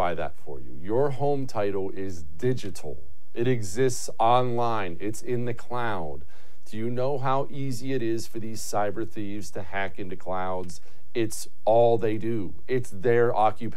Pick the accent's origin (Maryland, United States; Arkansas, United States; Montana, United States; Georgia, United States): Montana, United States; now in Texas, United States; I grew up in Montana